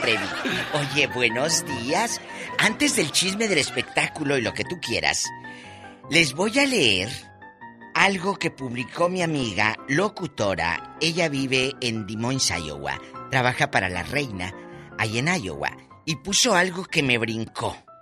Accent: Mexico; cómo somos los mexicanos

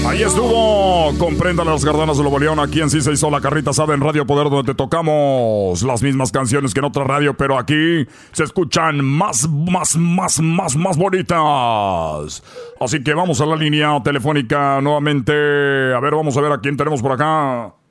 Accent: Cuba; now in Los Angeles, United States; yo soy de Cuba, pero yo vivo aquí en Los Ángeles

